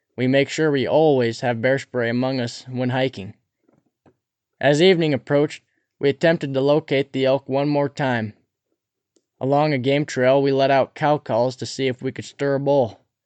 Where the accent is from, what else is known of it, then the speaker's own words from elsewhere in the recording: Cabinet Mountains, Montana, United States; Growing up near the Cabinet Mountains